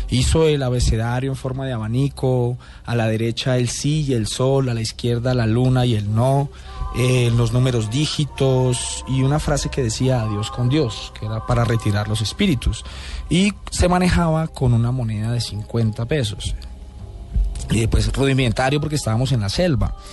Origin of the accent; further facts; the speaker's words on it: Bogotá, Colombia; yo nací acá en Bogotá, tuve una infancia feliz, eh, me cría mi abuela